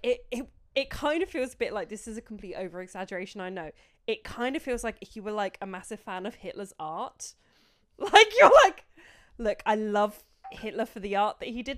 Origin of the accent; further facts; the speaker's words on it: United Kingdom; we're British sarcastic arseholes